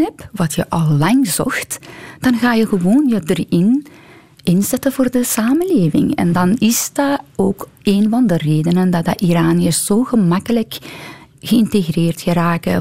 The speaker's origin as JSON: {"language": "Dutch", "country": "Iran", "tie": "born or raised there", "second_language": "Dutch", "moved": "as an adult", "lives_now": "Belgium", "said": "mijn jeugd in Iran"}